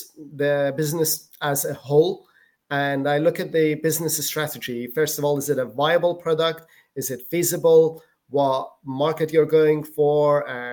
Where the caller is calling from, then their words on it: Malaga, Andalusia, Spain; From Spain. This is where I live. South of Spain, Malaga.